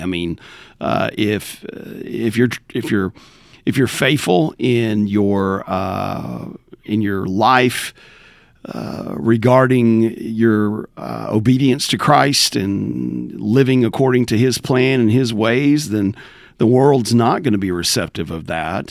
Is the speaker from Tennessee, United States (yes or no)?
yes; Southwest Rural Tennessee, United States; moved away; Born and raised in Tennessee, uh, Southwest Rural Tennessee